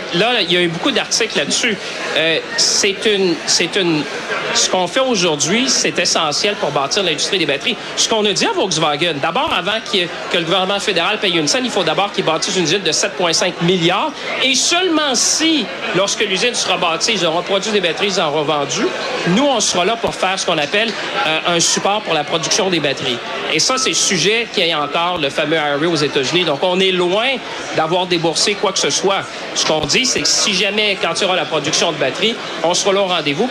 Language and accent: French; Quebec, Canada; chez nous au Québec